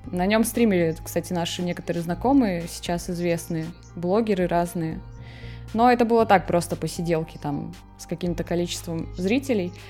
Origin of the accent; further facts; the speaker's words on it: Murmansk, Murmansk Oblast, Russia; moved away as an adult; also born or lived in Saint Petersburg; now in Moscow, Russia; Вообще я из Мурманска, из Мурманской области.